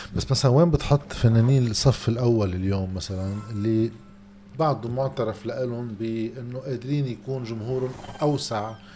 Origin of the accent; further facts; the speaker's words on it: Lebanon; عندنا بلبنان